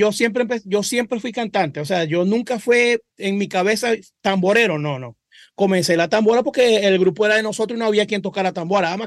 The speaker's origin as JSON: {"language": "Spanish", "town": "Maracaibo", "region": "Zulia", "country": "Venezuela", "tie": "born there", "said": "Yo nací en Maracaibo."}